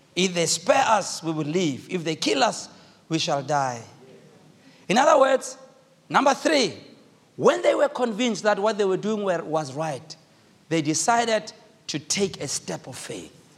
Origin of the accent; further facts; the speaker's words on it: South Africa; I speak as a South African